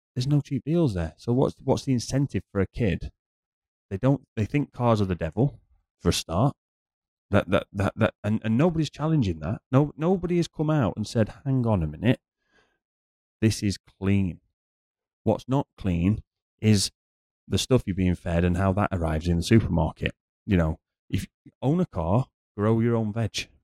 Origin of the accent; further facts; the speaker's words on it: United Kingdom; now in Dubai, United Arab Emirates; as a British person